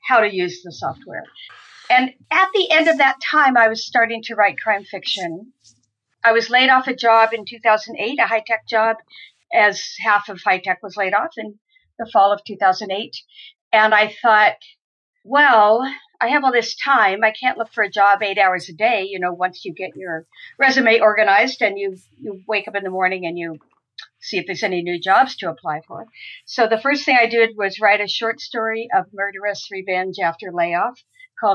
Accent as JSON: {"language": "English", "region": "Southern California", "country": "United States", "tie": "born or raised there", "also_born_or_lived": "Ipswich, Massachusetts", "moved": "yes", "lives_now": "Amesbury, United States", "said": "I grew up in Southern California"}